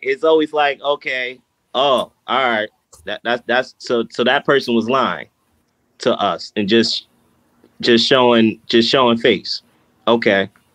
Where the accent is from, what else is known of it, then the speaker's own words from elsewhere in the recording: Baltimore, Maryland, United States; growing up from where I grew up in East Baltimore